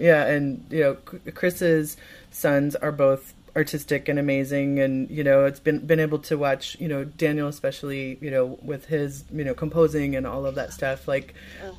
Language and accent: English; Midwest, United States; now in Los Angeles, United States; a Midwesterner like myself